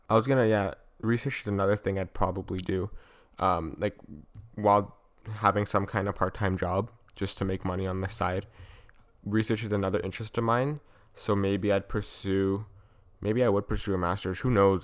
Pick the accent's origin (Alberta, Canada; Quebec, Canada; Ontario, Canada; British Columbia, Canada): Ontario, Canada; Vaughan; growing up in Vaughn, were the friendships and the connections I made, because Vaughn is a s-, safe city